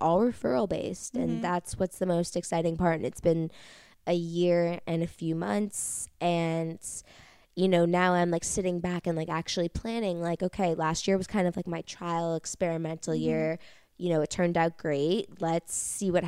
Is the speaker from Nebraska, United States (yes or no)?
no; New York City, New York, United States; growing up in New York City